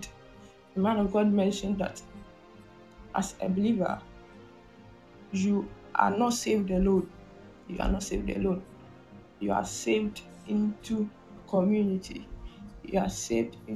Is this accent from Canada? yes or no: no; Ghana; I'm from Ghana